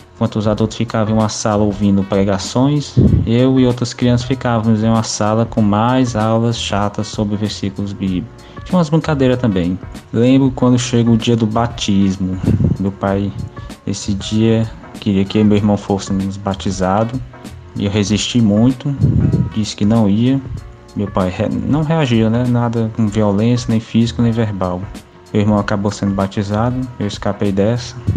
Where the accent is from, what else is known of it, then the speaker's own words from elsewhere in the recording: Teresina, Piauí, Brazil; Sou de Teresina, Piauí